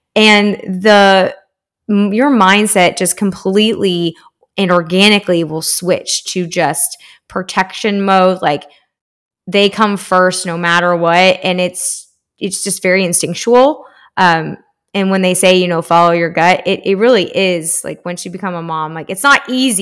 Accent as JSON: {"language": "English", "town": "Spring", "region": "Texas", "country": "United States", "tie": "born or raised there", "lives_now": "Austin, United States", "said": "I grew up in Houston, uh, it's spr-, right outside, uh, in spring in Northwest Houston."}